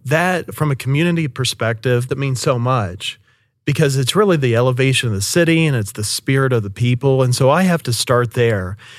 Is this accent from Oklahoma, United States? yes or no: yes; Shawnee, Oklahoma, United States; moved away as an adult; also born or lived in Seminole, Oklahoma; being a native from Oklahoma City metro area, I was born and raised in Shawnee and Seminole